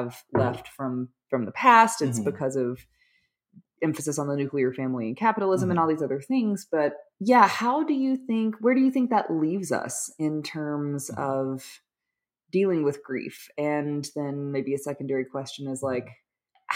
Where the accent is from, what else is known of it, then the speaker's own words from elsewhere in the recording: Alabama, United States; I'm from Alabama. Like, I was called an old maid at 22 because I wasn't married yet. You know, it, like, that's the culture I was raised in.